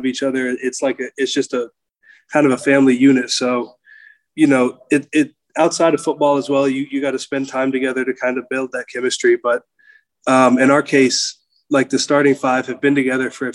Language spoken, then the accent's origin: English; Clearwater, Florida, United States; moved away as an adult; now in Gainesville, United States; I'm from Clearwater, so I kind of grew up around that.